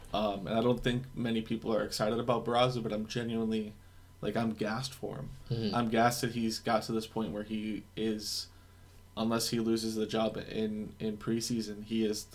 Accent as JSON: {"language": "English", "country": "United States", "said": "But I'm just an American dude."}